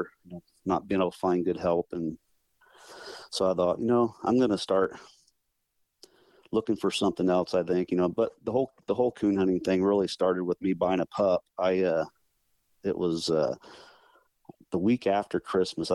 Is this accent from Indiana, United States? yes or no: yes; Bourbon, Indiana, United States; I'm from Northern Indiana, small town, Bourbon, Indiana. That's where I live now.